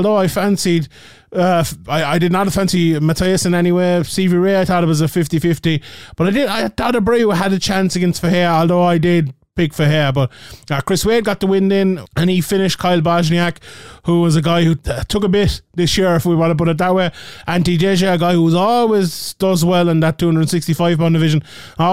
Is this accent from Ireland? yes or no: yes; Ireland; being Irish